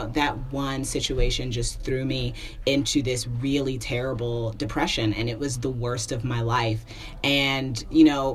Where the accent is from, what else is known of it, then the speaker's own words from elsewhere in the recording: Indiana, United States; moved away as an adult; now in Brooklyn, United States; I moved from Indianapolis to New York. So now I'm in Brooklyn in this, you know, I mean, it's a good apartment, but listen, I'm born and raised Hoosier.